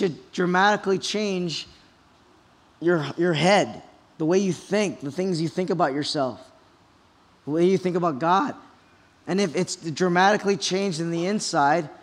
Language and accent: English; Kaneohe, Hawaii, United States; I was born and raised in Kaneohe